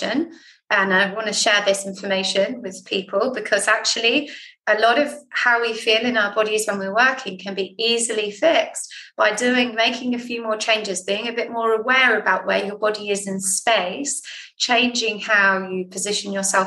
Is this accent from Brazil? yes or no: no; Jersey; moved away; I'm from Jersey